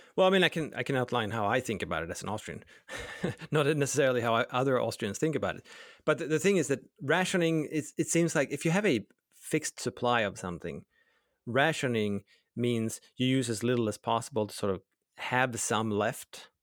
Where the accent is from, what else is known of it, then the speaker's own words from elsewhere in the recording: Sweden; I grew up in Sweden